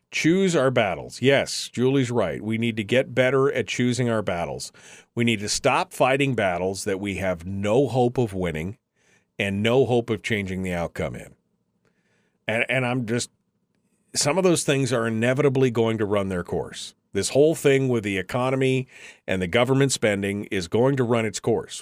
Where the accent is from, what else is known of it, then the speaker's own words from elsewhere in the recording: Fairbanks, Alaska, United States; I'm born and raised in Fairbanks.